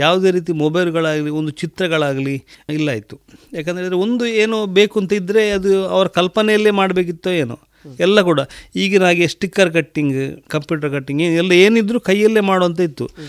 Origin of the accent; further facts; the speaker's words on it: Sampya, Karnataka, India; also born or lived in Puttur; ನಾನು ಸಂಪೆದ ಊರಿನವು ಸಂಪೆ ಶಾಲೆಯಲ್ಲಿ ಸರ್ ಏಳನೇ ಕ್ಲಾಸ್ ಅಲ್ಲಿ ಕಲಿತು ನಂತರ ಫಿಲೋಮಿನದಲ್ಲಿ ನಂದು ವಿದ್ಯಾಭ್ಯಾಸ